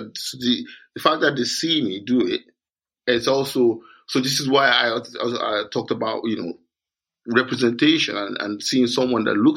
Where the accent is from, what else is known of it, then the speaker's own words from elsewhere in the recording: Nigeria; moved away as an adult; also born or lived in London / Edinburgh; now in Scotland, United Kingdom; I grew up in Nigeria.